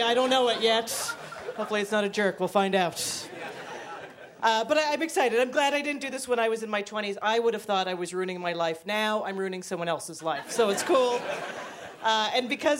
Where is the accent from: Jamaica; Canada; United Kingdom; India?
Canada; moved away as an adult; now in Brooklyn, United States; I'm originally from Canada